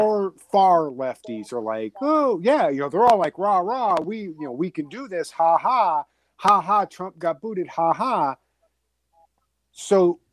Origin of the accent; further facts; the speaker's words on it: Boston, Massachusetts, United States; accent: Boston; my Boston accent